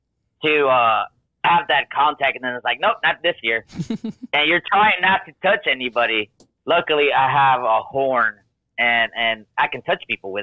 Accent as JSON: {"language": "English", "town": "Houston", "region": "Texas", "country": "United States", "said": "I'm from Houston. We wear grills down here."}